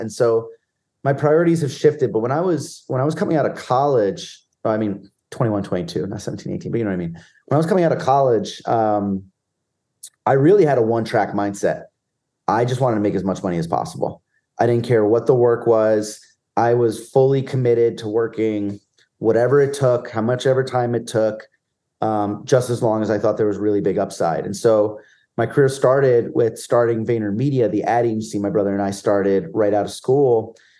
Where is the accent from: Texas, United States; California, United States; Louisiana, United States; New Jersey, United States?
New Jersey, United States; I grew up in middle of nowhere, New Jersey, and ninety-five percent of my peers were Giant fans